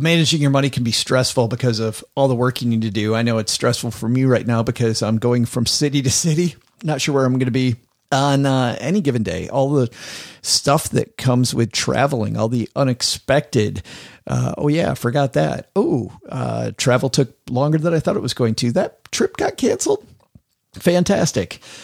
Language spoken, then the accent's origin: English; Detroit, Michigan, United States; moved away as an adult; now in Texarkana, United States; I'm from Detroit